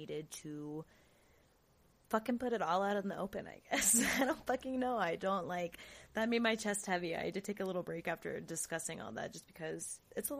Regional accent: Florida, United States; Jacksonville, fucking Florida. Shout out to my home state.

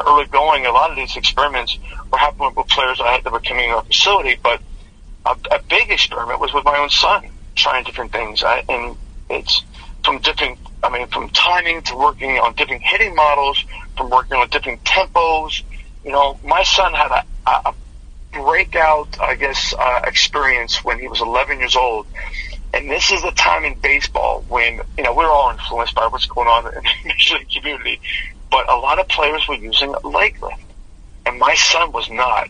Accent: Western Pennsylvania, United States; I grew up in Western Pennsylvania

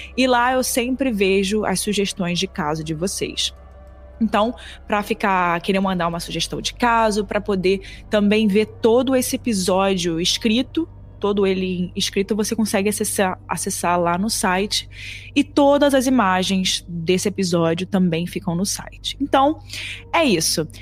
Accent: Brazil; sendo brasileira

